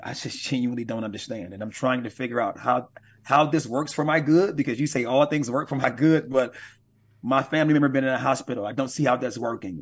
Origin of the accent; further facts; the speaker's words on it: Milwaukee, Wisconsin, United States; Milwaukee is my hometown, born and raised in Milwaukee